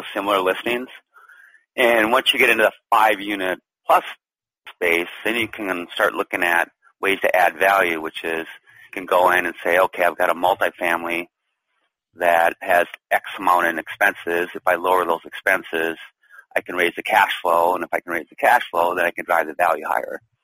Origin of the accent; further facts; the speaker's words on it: Duluth, Minnesota, United States; moved away as an adult; also born or lived in San Francisco; back to my hometown here in Duluth, Minnesota.